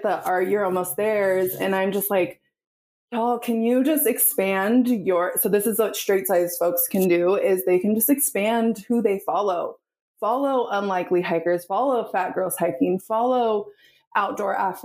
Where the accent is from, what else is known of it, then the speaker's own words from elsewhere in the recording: the Northwest, Pacific Northwest, United States; I'm from the Northwest.